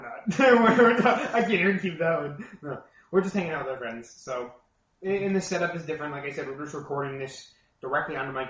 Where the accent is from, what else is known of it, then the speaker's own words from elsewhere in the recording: United States; we're from America